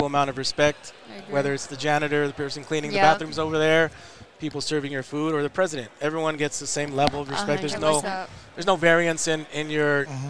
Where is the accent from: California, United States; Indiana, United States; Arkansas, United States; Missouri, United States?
California, United States; Los Angeles; my parents are from Mexico. I'm born and raised in Los Angeles.